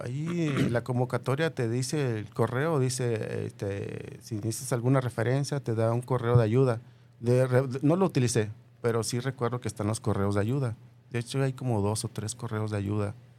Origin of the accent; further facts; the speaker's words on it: Michoacán, Mexico; now in Guadalajara, Mexico; vengo de Michoacán